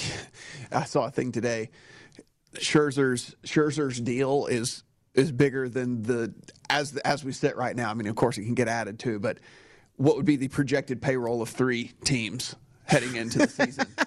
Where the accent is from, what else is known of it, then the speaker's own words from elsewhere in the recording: Northern Louisiana, United States; growing up in Northern Louisiana